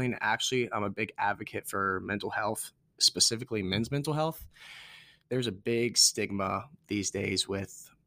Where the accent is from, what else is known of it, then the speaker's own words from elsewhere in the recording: Warrenton, Virginia, United States; moved away as an adult; now in Morgantown, United States; I'm from Warrenton, Virginia